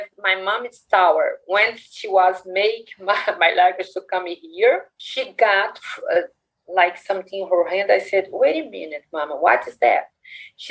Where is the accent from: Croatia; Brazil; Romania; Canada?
Brazil; English is a second language; moved away as an adult; now in United States; I'm from Brazil